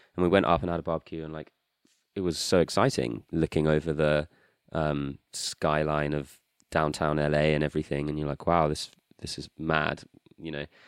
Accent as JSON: {"language": "English", "country": "United Kingdom", "also_born_or_lived": "New Zealand", "said": "I just have never really felt like a very strong connection to being British"}